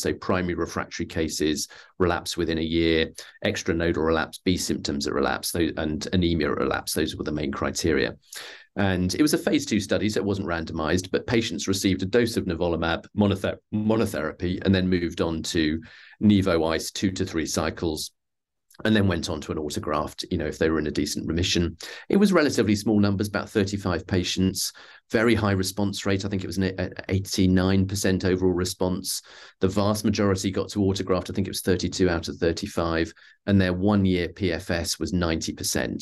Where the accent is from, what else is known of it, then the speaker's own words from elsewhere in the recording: United Kingdom; I'm a Brit